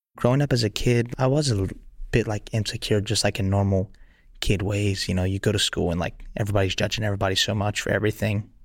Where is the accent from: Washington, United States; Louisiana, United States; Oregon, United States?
Louisiana, United States; Lafayette; also born or lived in Sweden; I started out in my parents' backyard in Lafayette, Louisiana